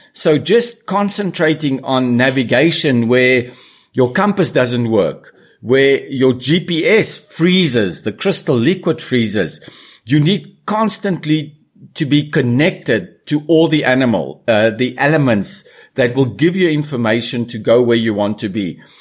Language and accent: English; South Africa; moved away; also born or lived in Brazil; as a kid growing up in South Africa around animals